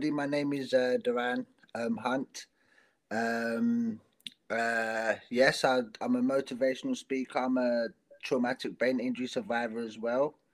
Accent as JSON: {"language": "English", "country": "South Africa", "accent": "South African mixed with South London", "said": "It's tough for me because part of my accent is South African. Oh. And mixed with South London, so yeah, it's a it's a it's a duo of of accents."}